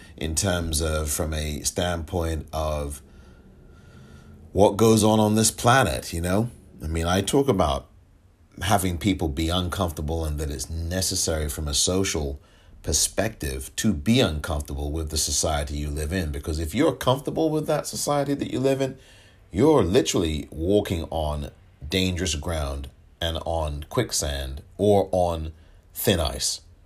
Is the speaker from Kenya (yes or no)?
no; England, United Kingdom; moved away; I'm from England, born and raised, grew up there.